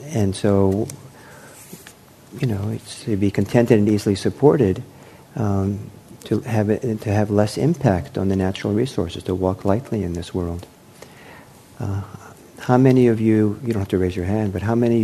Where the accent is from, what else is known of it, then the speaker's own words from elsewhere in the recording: Los Angeles, California, United States; I was growing up in Los Angeles in the late 1960s